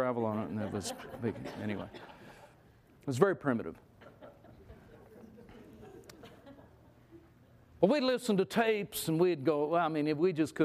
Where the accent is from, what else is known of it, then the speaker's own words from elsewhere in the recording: California, United States; We grew up in California